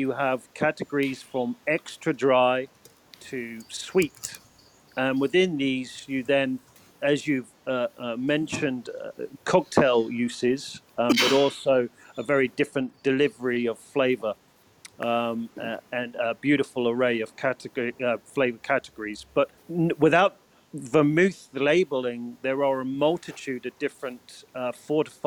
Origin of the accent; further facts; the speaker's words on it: United Kingdom; as a Brit